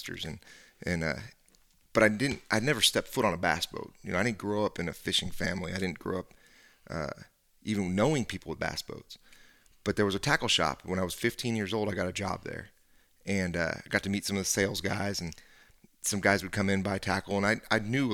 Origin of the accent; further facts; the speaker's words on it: San Francisco Bay Area, California, United States; we grew up in the San Francisco Bay Area